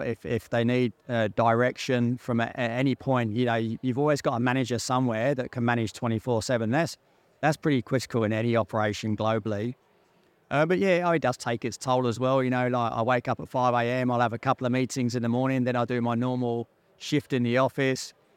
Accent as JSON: {"language": "English", "region": "London", "country": "United Kingdom", "tie": "born or raised there", "accent": "Pommy", "moved": "yes", "said": "I grew up in North London"}